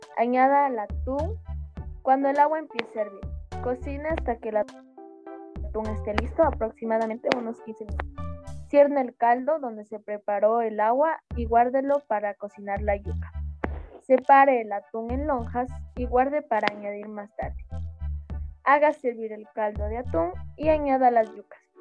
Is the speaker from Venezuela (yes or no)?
no; Ecuador; siendo ecuatoriana